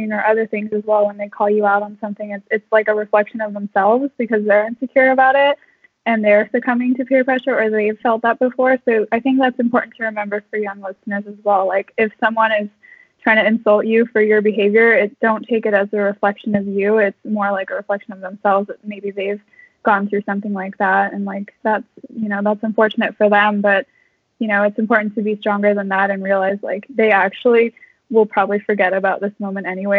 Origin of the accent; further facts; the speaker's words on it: United States; being American